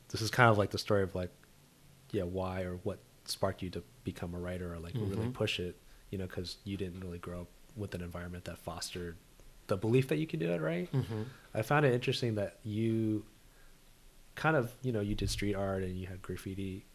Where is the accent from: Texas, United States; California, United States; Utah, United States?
California, United States; Orange County; I grew up in Orange County, California